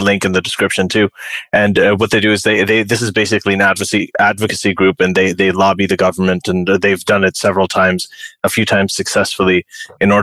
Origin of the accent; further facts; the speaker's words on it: Saudi Arabia; moved away; growing up in Saudi Arabia